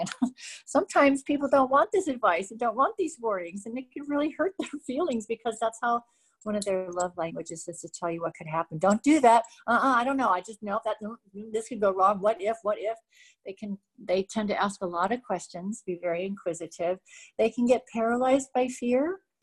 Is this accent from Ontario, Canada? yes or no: no; Montreal, Quebec, Canada; I was born in Montreal